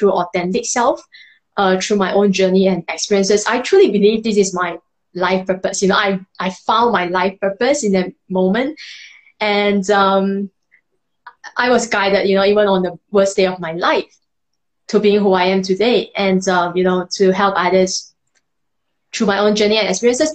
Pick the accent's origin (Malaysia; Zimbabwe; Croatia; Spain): Malaysia; moved away as an adult; now in Singapore; I'm actually from Malaysia, not Indonesia